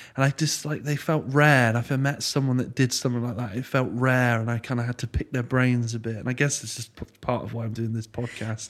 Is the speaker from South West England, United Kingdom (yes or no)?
yes; Frome, South West England, United Kingdom; I grew up, born and bred in Froome. So I've been here twenty-eight years.